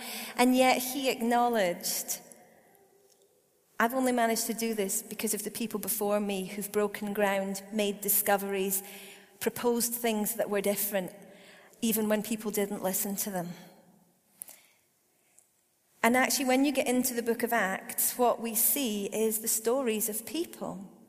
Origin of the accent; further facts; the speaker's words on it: Perth, Scotland, United Kingdom; I grew up in Perth. I'm actually Scottish. I know I don't have a completely Scottish accent. There's a story to that. But I am totally Scottish.